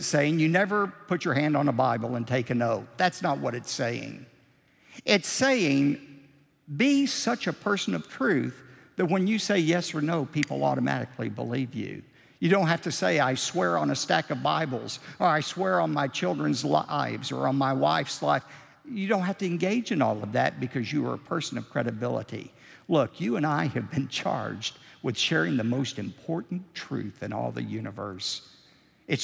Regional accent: Texas, United States; we're from Texas. We're known for creative embellishment

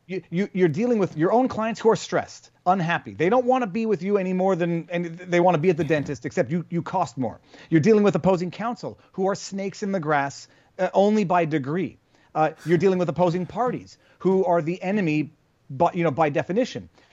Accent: Canada; I'm Canadian

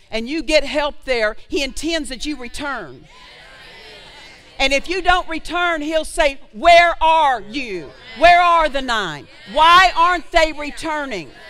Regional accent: Oklahoma, United States; I'm from Oklahoma.

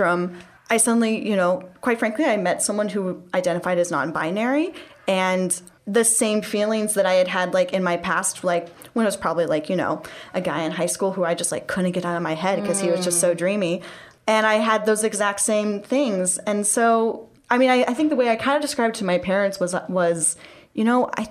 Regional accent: California, United States; moved away; I'm originally from California.

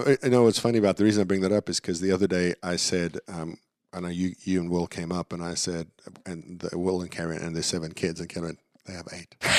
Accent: Dallas, Texas, United States; the team in my hometown went to the Super Bowl

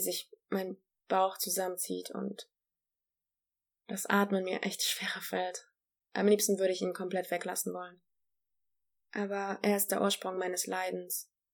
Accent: Germany; also born or lived in Poland; bin in Polen geboren und in Deutschland aufgewachsen

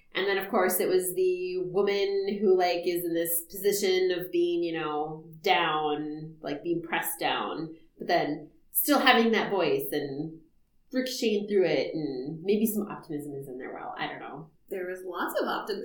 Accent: United States; we're African American

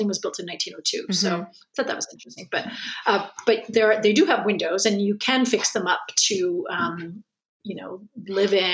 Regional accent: Connecticut, United States; now in France; I'm from Connecticut

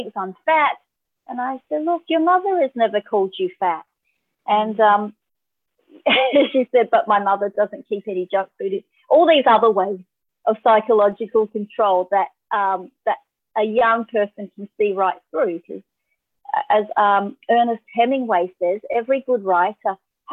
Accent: Australia; being Asian Australian

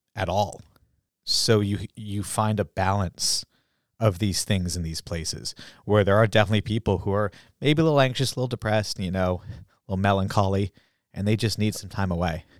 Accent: Groton, Massachusetts, United States; I was from Groton

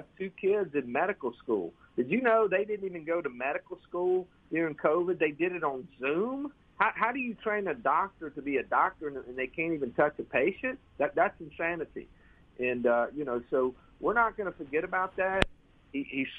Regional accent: Ocean Springs, Mississippi, United States; moved away as an adult; now in Flowood, United States; born and raised in Mississippi. And my mother's from Yazoo City. I have a lot of folks up there. My father was from Tupelo. And I grew up on the Mississippi Gulf Coast in Ocean Springs

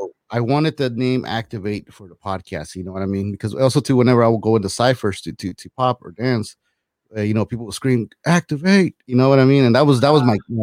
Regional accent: Los Angeles, California, United States; I lived, you know, in LA, moved from LA, to the South LA, South Central, in the '80s

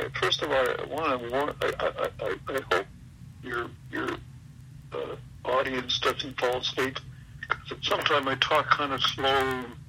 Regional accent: Winnipeg, Manitoba, Canada; moved away as an adult; now in Calgary, Canada; I'm from Winnipeg originally. Been out to Calgary, Alberta here for about 45 years. But I'm an old AWA guy, Winnipeg guy.

